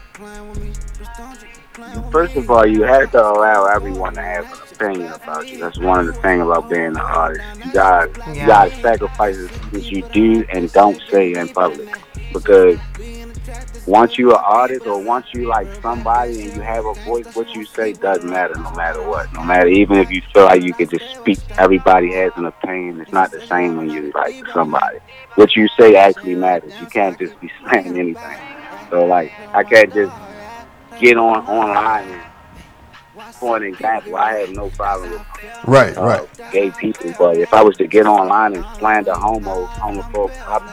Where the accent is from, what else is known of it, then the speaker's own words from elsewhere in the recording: Baltimore, Maryland, United States; I'm from Drew Hill Avenue